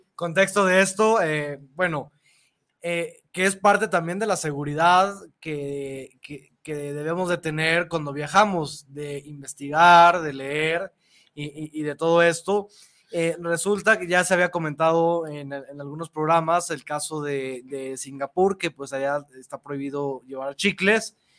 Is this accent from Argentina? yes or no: no; Mexico; nosotros como mexicanos